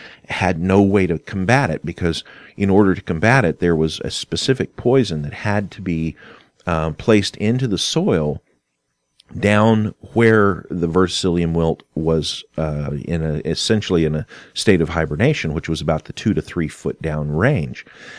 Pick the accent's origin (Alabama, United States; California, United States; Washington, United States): California, United States; born there; also born or lived in Kentucky; And now I was born in California, so we had moved back and forth from Kentucky to California on several occasions.